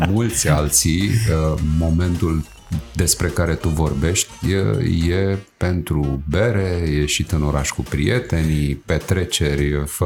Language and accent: Romanian; Râmnicu Vâlcea, Vâlcea County, Romania; Din Vâlcea, din, din Hackerville, Vâlcea.